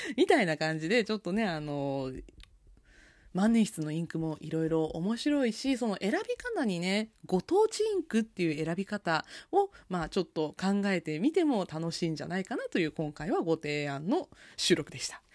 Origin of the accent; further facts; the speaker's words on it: Nagasaki, Japan; 私の地元、長崎県にある会社があります